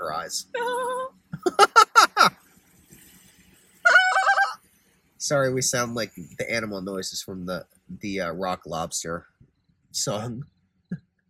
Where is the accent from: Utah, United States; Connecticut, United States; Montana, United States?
Connecticut, United States; We're both from Connecticut